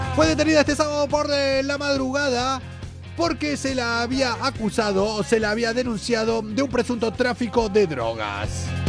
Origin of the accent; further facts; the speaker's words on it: Argentina; now in Spain; Es el pueblo que está al lado de donde yo nací.